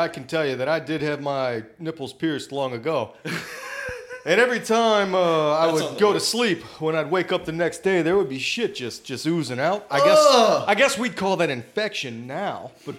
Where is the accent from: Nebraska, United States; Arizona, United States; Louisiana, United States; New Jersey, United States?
Louisiana, United States; Belle Chasse; I grew up in Belchase, yes. God's country.